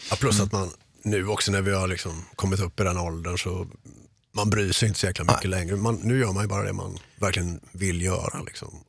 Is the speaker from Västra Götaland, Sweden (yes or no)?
yes; Mölndal, Västra Götaland, Sweden; moved away as an adult; also born or lived in Gothenburg; de flesta gamla polare är ju kvar i Göteborg eller Mölndal, där jag är ifrån